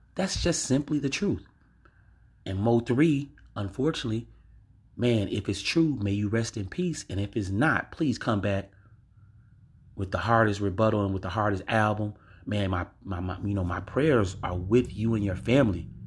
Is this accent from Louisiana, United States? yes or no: yes; Louisiana, United States; from my home state, Louisiana